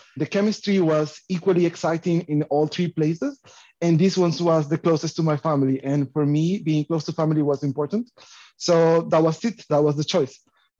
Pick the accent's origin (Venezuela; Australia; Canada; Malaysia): Venezuela; now in Belgium; I have a very long name, yay. I'm originally from Venezuela and I'm a postdoc right now in Ghent University